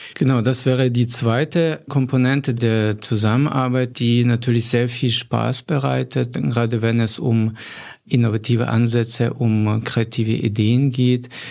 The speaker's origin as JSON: {"language": "German", "region": "Volyn Oblast", "country": "Ukraine", "tie": "born or raised there", "moved": "as an adult", "lives_now": "Germany", "said": "meiner Heimatregion Wolin"}